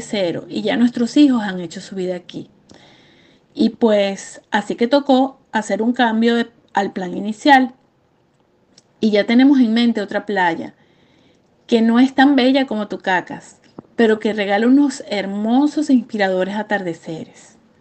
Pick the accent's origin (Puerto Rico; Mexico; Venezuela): Venezuela; moved away as an adult; cuando salimos de Venezuela